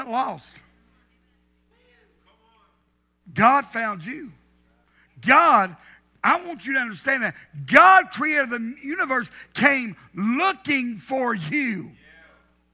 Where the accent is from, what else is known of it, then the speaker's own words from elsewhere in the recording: the South, United States; Growing up in the South